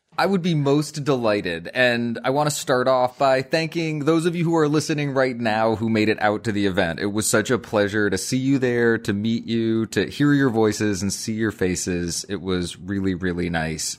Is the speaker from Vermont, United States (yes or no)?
yes; Waterbury, Vermont, United States; in the town of Waterbury, Vermont, which is my hometown, the, the town I grew up